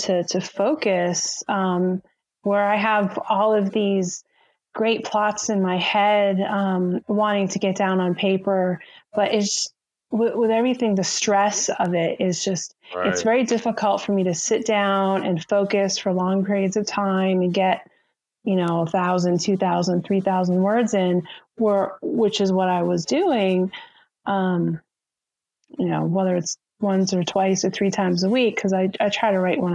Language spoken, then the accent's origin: English; Massachusetts, United States; moved away; My husband and I, we're both from Massachusetts